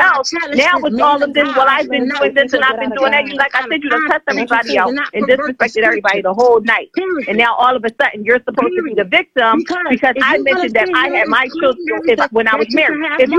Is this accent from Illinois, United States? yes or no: no; Philadelphia, Pennsylvania, United States; I'm from Philly.